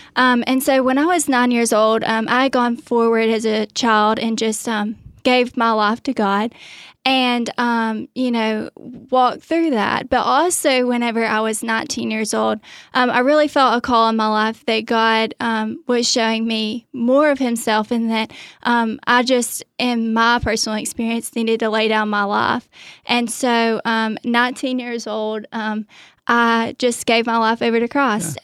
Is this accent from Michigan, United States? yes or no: no; Athens, Alabama, United States; I grew up in, um, Athens, Alabama